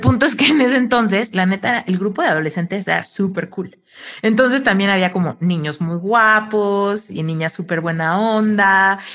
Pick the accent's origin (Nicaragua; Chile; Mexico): Mexico; Soy mexicana